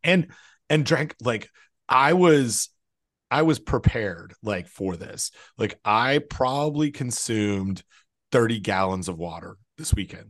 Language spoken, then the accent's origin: English; Canada; when I was growing up in Canada